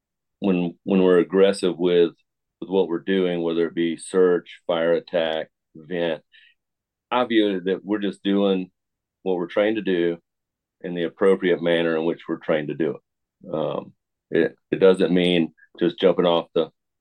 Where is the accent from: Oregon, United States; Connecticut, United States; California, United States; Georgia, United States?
Georgia, United States; Tucker; I grew up in Tucker, Georgia